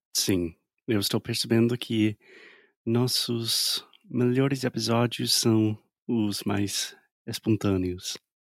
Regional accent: United States; Portuguese is a second language; I'm an American learning Brazilian Portuguese

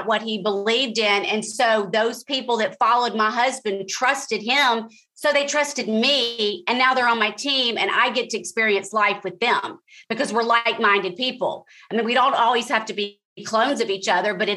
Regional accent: Jackson, Mississippi, United States; moved away as an adult; also born or lived in Washington, D.C. / New York / Los Angeles / Atlanta; now in Wilmington, United States; I went to Mississippi, my hometown of Jackson

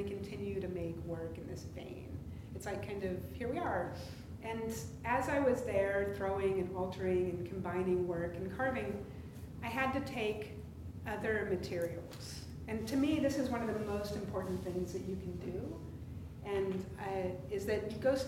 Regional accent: Washington, United States; born or raised there; also born or lived in Oklahoma

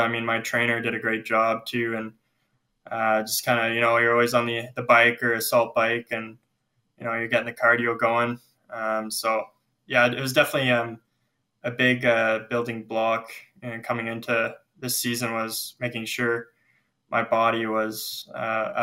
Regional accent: Lethbridge, Alberta, Canada; I grew up in Lethbridge

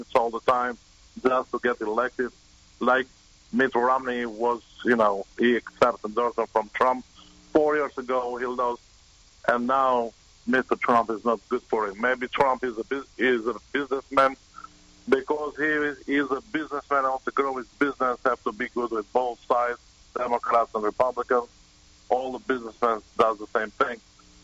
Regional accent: Albania; English is a second language; moved away as an adult; now in United States; I originally am from Albania, and I've been in this country for 16 years.

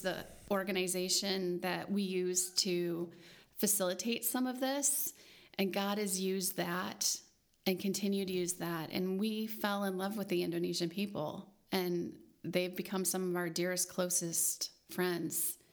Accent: United States; we as American Christians

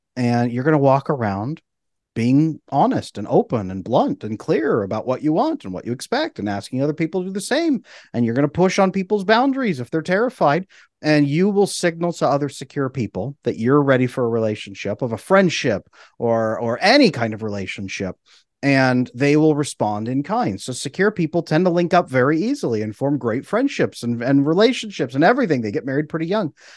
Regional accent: California, United States; I grew up in California

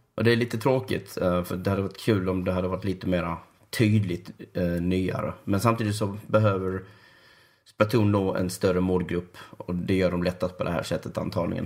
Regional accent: Sweden; jag är svensk

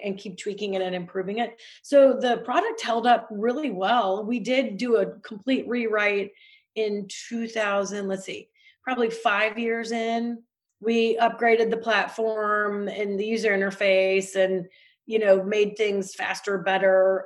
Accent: Missouri, United States; I'm from Missouri

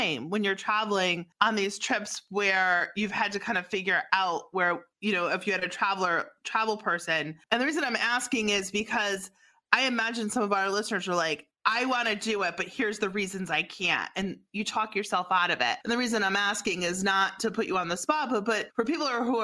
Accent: East Coast, United States; I'm from the East Coast

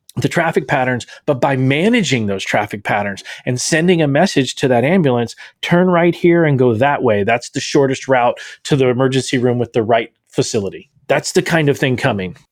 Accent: Texas, United States; the Texan with a seven-day blackout

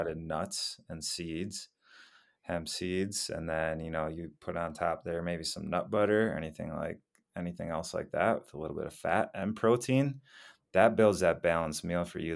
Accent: Wisconsin, United States; moved away as an adult; also born or lived in Minneapolis, Minnesota; now in Colorado, United States; I grew up in Wisconsin for most of my life

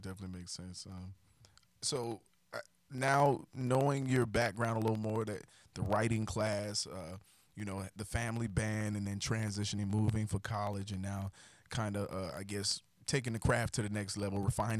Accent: South Carolina, United States; moved away as an adult; now in North Carolina, United States; I lived in South Carolina, navigated to North Carolina on the border of South Carolina for college, and loved North Carolina right across the border, so I stayed.

